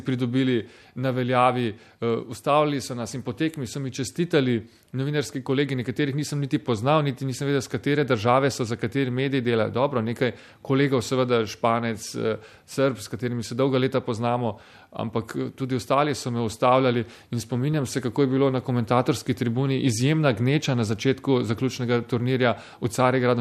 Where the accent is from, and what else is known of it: Slovenia